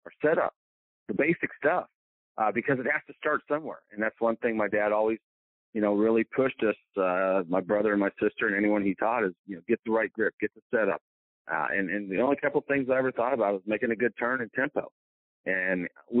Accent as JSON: {"language": "English", "town": "Marion", "region": "Indiana", "country": "United States", "tie": "born or raised there", "also_born_or_lived": "Johnstown, Pennsylvania / Tennessee", "moved": "as an adult", "lives_now": "Greenwood, Mississippi, United States", "said": "growing up in Indiana"}